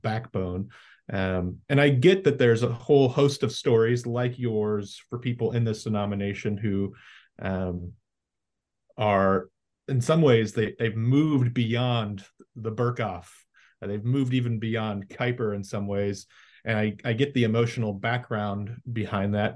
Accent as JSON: {"language": "English", "town": "Kingsburg", "region": "California", "country": "United States", "tie": "born or raised there", "said": "my hometown of Kingsburg, California"}